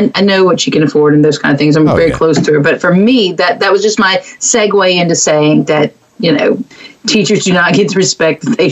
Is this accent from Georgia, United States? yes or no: no; Mont Belvieu, Texas, United States; It was Barbers Hill. That's where I went to school, outside of Baytown into Mont Bellevue.